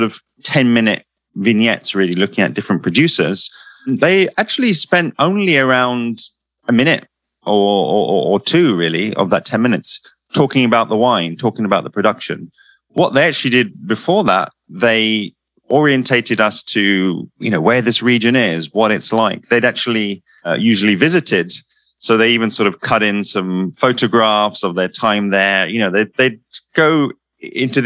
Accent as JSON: {"language": "English", "region": "London", "country": "United Kingdom", "said": "I'm from London"}